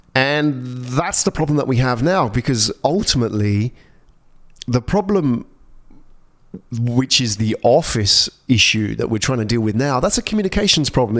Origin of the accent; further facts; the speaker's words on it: England, United Kingdom; moved away as an adult; also born or lived in London; now in Singapore; I grew up in England. I spent all my life in cold weather.